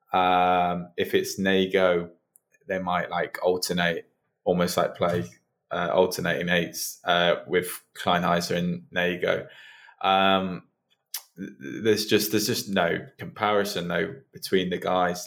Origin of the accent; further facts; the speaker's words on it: United Kingdom; So my grandparents are Hungarian. I'm I'm British. I grew up in in the UK